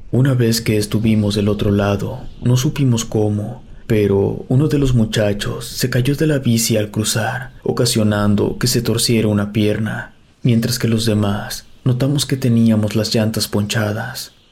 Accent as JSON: {"language": "Spanish", "town": "Tesistán", "region": "Jalisco", "country": "Mexico", "tie": "born or raised there", "said": "somos originarios de Tezistán, Jalisco, y nuestras rodadas siempre eran cercanas a esa zona."}